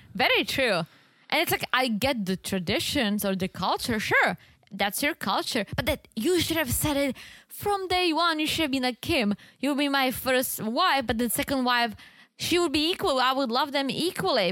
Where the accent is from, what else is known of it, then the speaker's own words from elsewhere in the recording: Czechia; moved away; this one store in the Czech Republic in my hometown